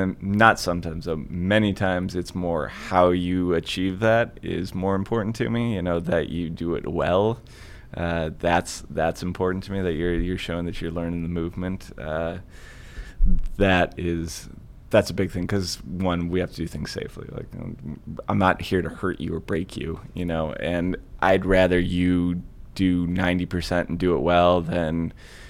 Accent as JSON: {"language": "English", "town": "Rocky River", "region": "Ohio", "country": "United States", "tie": "born or raised there", "also_born_or_lived": "Lakewood, Ohio", "said": "I'm born and raised in Rocky River. I currently live in Lakewood. So I've been a Clevelander my whole life, a West Side Clevelander"}